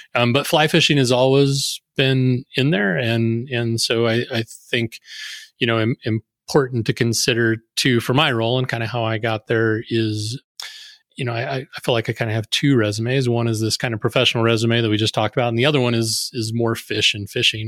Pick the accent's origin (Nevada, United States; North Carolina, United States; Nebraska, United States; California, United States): Nebraska, United States; Sidney; I grew up in Sydney, Nebraska